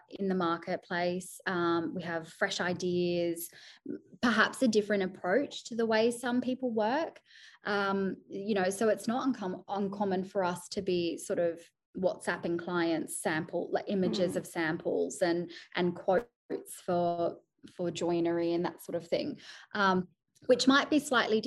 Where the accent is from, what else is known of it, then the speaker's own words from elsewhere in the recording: Sydney, New South Wales, Australia; moved away as an adult; now in United Kingdom; Sydney, which is my hometown